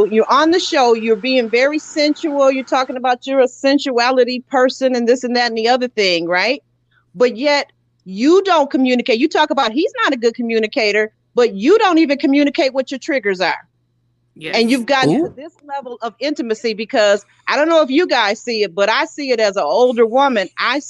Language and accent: English; Detroit, Michigan, United States; I'm from Detroit. I'm from the D.